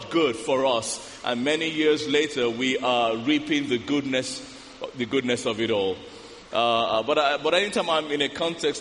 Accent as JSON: {"language": "English", "country": "Nigeria", "said": "I'm African, I'm Nigerian."}